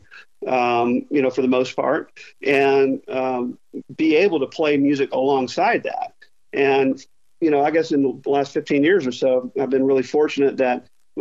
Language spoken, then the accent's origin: English; Arkansas, United States; also born or lived in Charlotte, North Carolina; I spent the first 4 or 5 years in Charlotte, then ended up in Little Rock and Fayetteville in Arkansas.